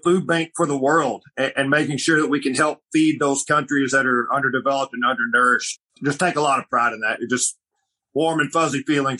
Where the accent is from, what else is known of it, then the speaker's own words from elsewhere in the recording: Arkansas, United States; growing up in Arkansas